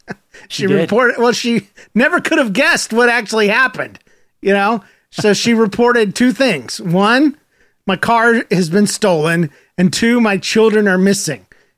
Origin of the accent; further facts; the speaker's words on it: Gainesville, Florida, United States; born there; Yes, Gainesville.